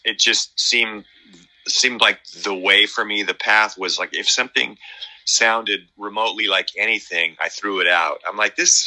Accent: Medford, Oregon, United States; now in California, United States; my hometown up in oregon medford

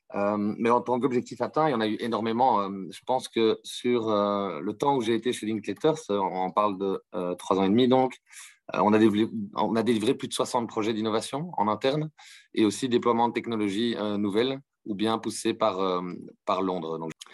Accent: Brussels, Brussels-Capital Region, Belgium; je viens de Bruxelles en Belgique

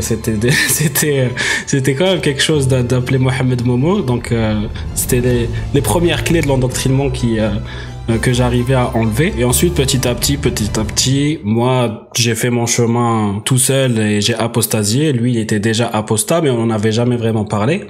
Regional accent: Algeria; moved away as an adult; now in France; j'ai déménagé de l'Algérie vers la France euh, à 18 ans

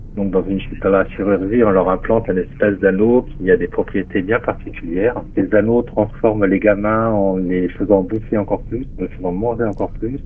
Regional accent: Metz, Grand Est, France; en Lorraine, à Metz. Hein. C'est ma ville natale, là où je suis né

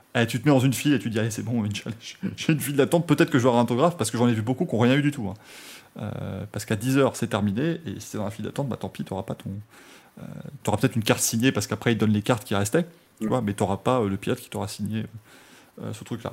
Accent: France; je viens de France

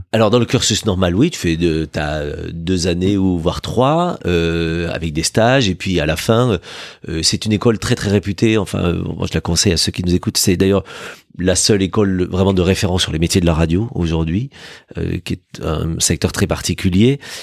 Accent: Villefranche-de-Rouergue, Occitania, France; moved away as an adult; l'état civil me ramène dans la douce et belle ville de Villefranche de Rouergue, dans l'Aveyron, euh, dans laquelle j'ai grandi jusqu'à 18 ans.

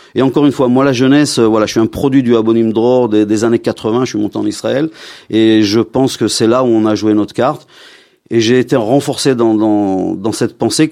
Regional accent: Lyon, Auvergne-Rhône-Alpes, France; moved away; bien que je viens de Lyon, mais j'ai vécu ma communauté à Lyon

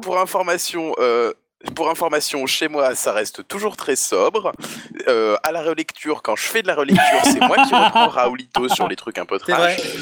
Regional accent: the North, northern France, France; je viens du Nord

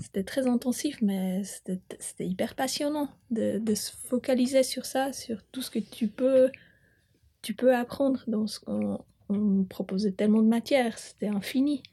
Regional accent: Bern, Switzerland; moved away; J'ai grandi euh, à Bumplitz. je euh, suis citadine

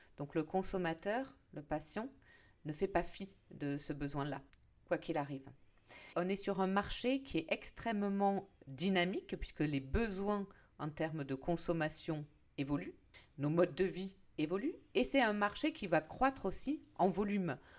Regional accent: France; en tant que Français

